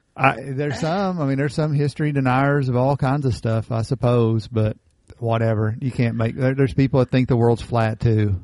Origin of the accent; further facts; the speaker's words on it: Appalachia, United States; Most of Appalachia, we are Scotch Irish descendants